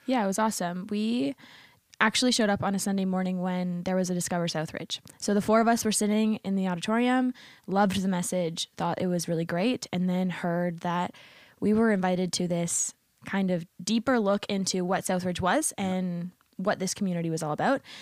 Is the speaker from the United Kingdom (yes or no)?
no; Windsor, Ontario, Canada; moved away as an adult; now in St. Catharines, Canada; currently, my parents live in Windsor, Ontario